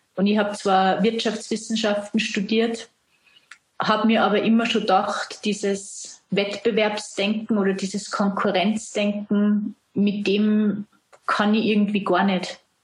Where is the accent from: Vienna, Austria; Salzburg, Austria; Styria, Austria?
Salzburg, Austria; du hörst es an dem Dialekt. Ich komme aus Österreich, aus Salzburg.